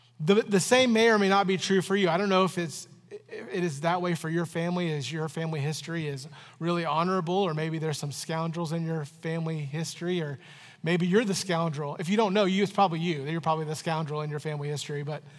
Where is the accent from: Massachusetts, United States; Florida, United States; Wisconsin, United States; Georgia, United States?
Florida, United States; now in Canton, United States; I moved to Canton, Ohio from Florida, and people were always asking me, where are you from? I'm from Florida.